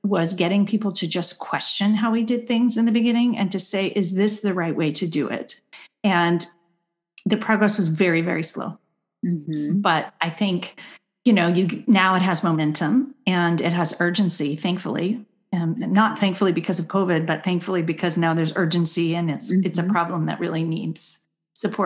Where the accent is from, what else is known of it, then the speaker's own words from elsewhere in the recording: Berkeley, California, United States; I grew up in Berkeley, and so I was taught to speak up